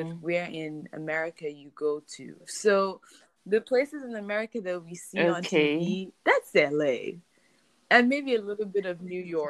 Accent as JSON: {"language": "English", "country": "Nigeria", "tie": "born or raised there", "moved": "as an adult", "lives_now": "Maryland, United States", "said": "I live in Maryland, USA, but I grew up in Nigeria, Puthakot, with Shalom"}